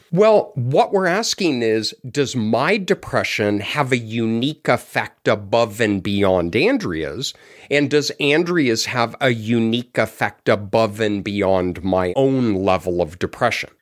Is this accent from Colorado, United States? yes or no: yes; Colorado, United States; moved away; I'm from Colorado. It's a square state